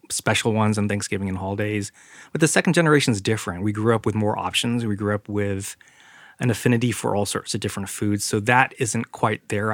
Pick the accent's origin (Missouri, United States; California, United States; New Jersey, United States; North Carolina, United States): California, United States; San Jose; We grew up in San Jose